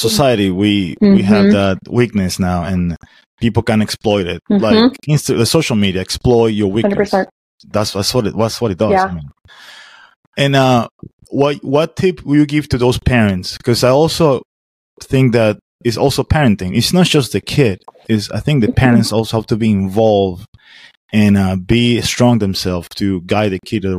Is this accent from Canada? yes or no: no; Caracas, Capital District, Venezuela; moved away as an adult; now in Florida, United States; I came from Venezuela, the capital city, Caracas. So growing up is a little bit different from here